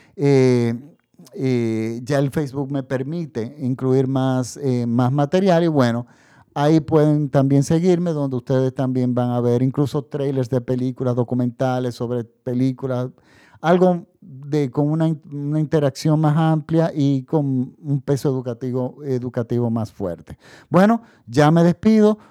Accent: Dominican Republic; En la República Dominicana, mi país de donde yo hago este podcast

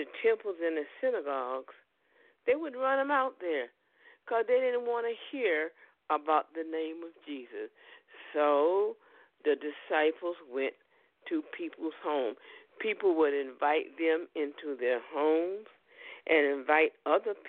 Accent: United States; we're from America

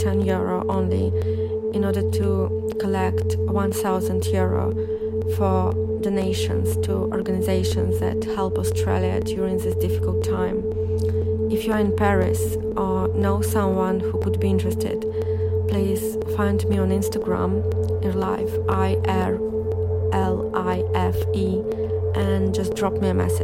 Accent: Saint Petersburg, Russia; moved away as an adult; St. Petersburg, Russia, my hometown

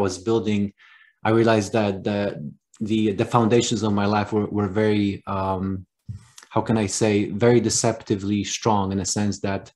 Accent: Poland; accent: Polish; moved away; I was actually born in Poland. That's where the name and accent comes from.

